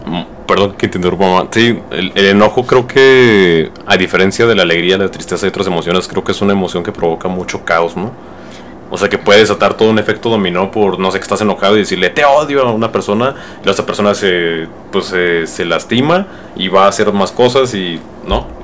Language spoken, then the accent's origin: Spanish; Mexico; yo que soy mexicano y muchos mexicanos eh, pues crecimos con esta idea